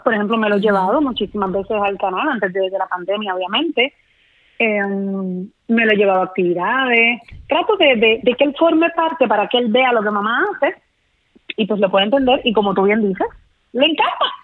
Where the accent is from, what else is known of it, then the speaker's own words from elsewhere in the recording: Puerto Rico; moved away as an adult; los mejores escenarios de mi isla